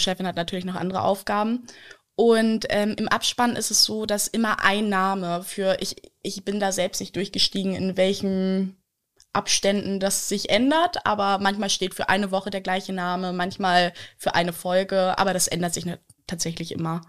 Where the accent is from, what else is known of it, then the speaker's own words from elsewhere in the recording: Lower Saxony, Germany; moved away as an adult; also born or lived in Berlin; ich bin in Niedersachsen aufgewachsen, also so eine Stunde von hier bin ich aufgewachsen